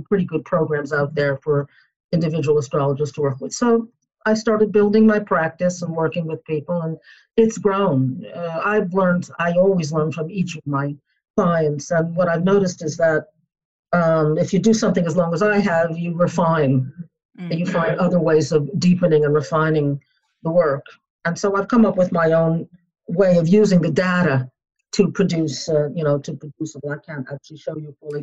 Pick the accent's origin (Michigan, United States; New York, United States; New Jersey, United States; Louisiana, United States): New York, United States; New York City; also born or lived in Boston; I was born in New York City, grew up there